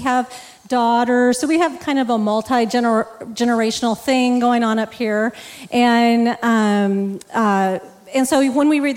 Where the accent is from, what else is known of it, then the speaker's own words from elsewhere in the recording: Texas, United States; now in Superior, United States; I grew up in Texas